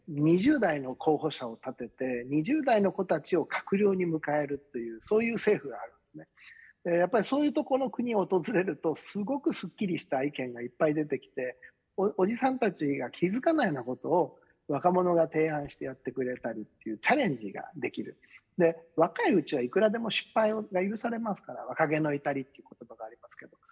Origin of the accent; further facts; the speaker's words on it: Osaka, Japan; 私自分のふるさと